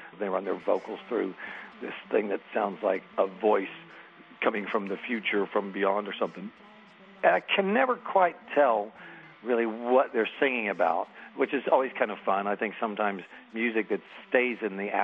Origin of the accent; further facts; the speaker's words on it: Oklahoma City, Oklahoma, United States; Growing up in Oklahoma, in my household, I wasn't really aware that there could be music that came from out in the world, and then there would be music that's made in our own town